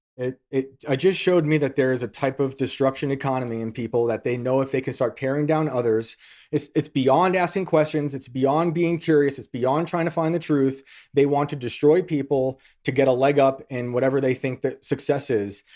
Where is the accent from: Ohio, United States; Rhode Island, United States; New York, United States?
New York, United States; West Point; accent: Yankee; I grew up in West Point